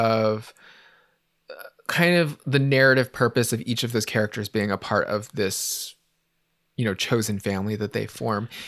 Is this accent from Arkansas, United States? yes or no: no; San Francisco, California, United States; growing up in San Francisco in the eighties and nineties